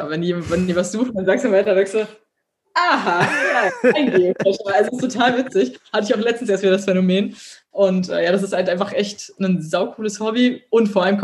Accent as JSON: {"language": "German", "region": "Berlin", "country": "Germany", "said": "ich komme aus Berlin, ich habe eine große Fresse"}